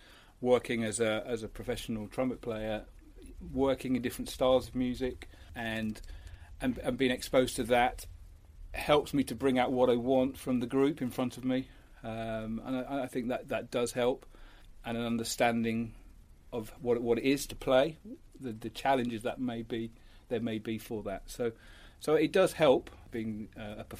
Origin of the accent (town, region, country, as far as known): Birmingham, West Midlands, United Kingdom; born or raised there; also born or lived in Rotherham, South Yorkshire